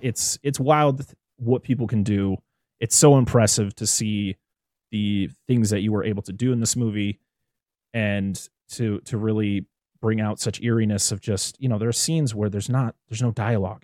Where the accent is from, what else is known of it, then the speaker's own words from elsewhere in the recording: United States; as an American